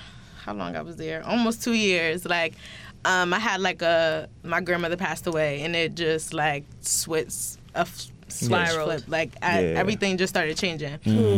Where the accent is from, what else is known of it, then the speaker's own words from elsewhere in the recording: Bridgeport, Connecticut, United States; we're both from Bridgeport